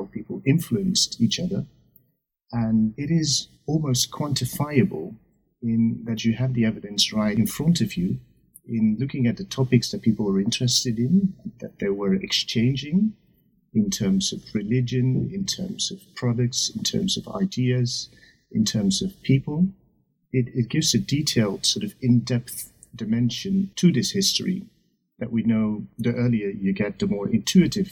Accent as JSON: {"language": "English", "town": "Leiden", "region": "South Holland", "country": "Netherlands", "said": "I come from Leiden, which is a city in the Netherlands"}